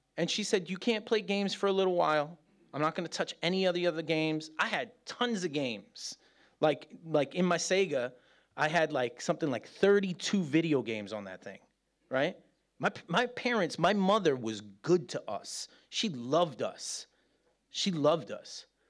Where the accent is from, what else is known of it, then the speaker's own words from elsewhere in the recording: New York, United States; moved away as an adult; now in Birmingham, United Kingdom; as a New Yorker